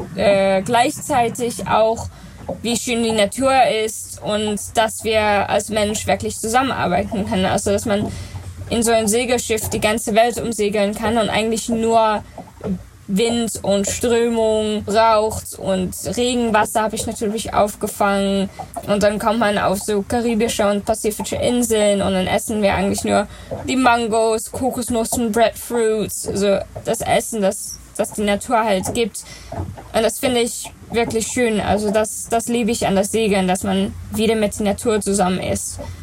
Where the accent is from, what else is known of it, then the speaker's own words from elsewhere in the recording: Netherlands; German is a second language; also born or lived in New Zealand; ich bin in Neuseeland geboren, da waren meine Eltern natürlich halbwegs, weil sie sind in Holland gestartet. Ähm, und ich war vier, als wir dann äh, wieder in Holland zurückgekommen sind.